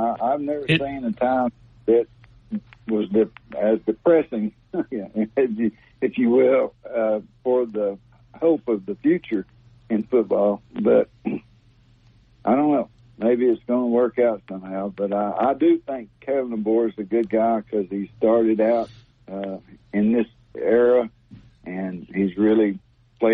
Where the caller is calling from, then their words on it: Alabaster, Alabama, United States; Alabaster, Alabama.